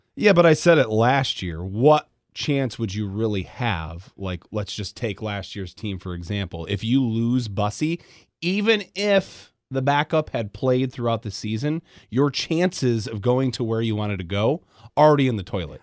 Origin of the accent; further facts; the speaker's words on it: West Michigan, United States; I grew up in West Michigan.